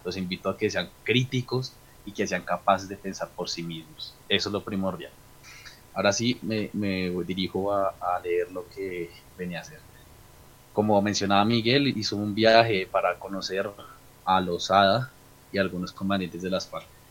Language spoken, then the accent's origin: Spanish; Colombia; nuestro país